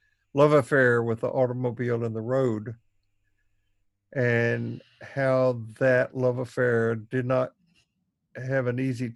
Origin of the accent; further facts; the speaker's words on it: Tennessee, United States; growing up in the Jim Crow South in Tennessee